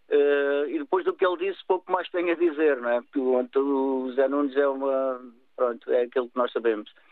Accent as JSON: {"language": "Portuguese", "town": "Lagos", "region": "Algarve", "country": "Portugal", "moved": "yes", "lives_now": "Santarém, Portugal", "said": "que eu sou de Lagos, sou do clube da, da, daqui da União de Santarém, do qual sou sócio também, estou aqui a viver, foi onde encontrei a minha cara metade, a viver e a trabalhar."}